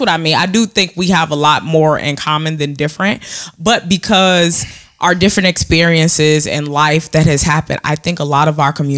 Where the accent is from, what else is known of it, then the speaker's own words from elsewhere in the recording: Chicago, Illinois, United States; I grew up in Beverly.